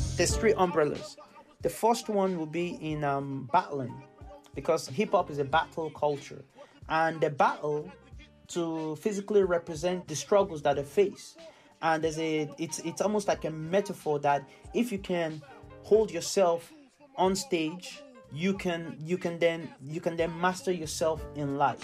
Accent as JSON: {"language": "English", "town": "Carlow", "country": "Ireland", "tie": "born or raised there"}